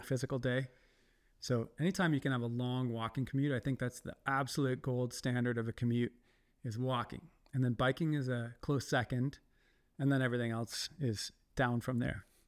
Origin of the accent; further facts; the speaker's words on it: Ontario, Canada; moved away; Ontario, I'm from Ontario, like near the giant city of Toronto.